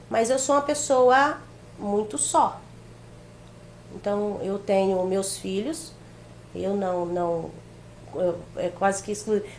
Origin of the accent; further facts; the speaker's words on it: Jaru, Rondônia, Brazil; also born or lived in Pernambuco; eu não cresci só em Pimenta, eu não cresci em Jaru. Então, na minha infância foi Jaru. Sim. E, é, a, a, é, a, adolescência foi Pernambuco.